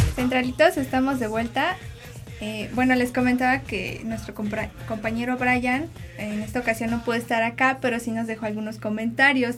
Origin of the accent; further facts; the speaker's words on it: Puebla, Mexico; yo soy acá de Puebla